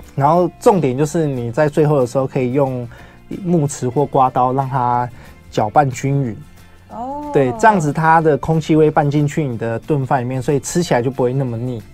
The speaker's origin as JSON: {"language": "Chinese", "region": "Taoyuan", "country": "Taiwan", "said": "我本身是桃园人，嗯。所以其实我们石门水库那边其实我们很常吃鱼"}